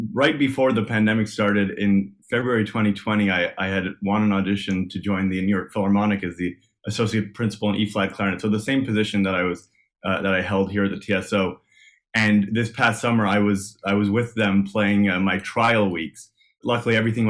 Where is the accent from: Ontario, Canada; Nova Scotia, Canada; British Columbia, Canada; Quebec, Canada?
Quebec, Canada; Montreal; moved away as an adult; also born or lived in Nashville, United States; now in Toronto, Canada; I'm from Montreal, born and raised.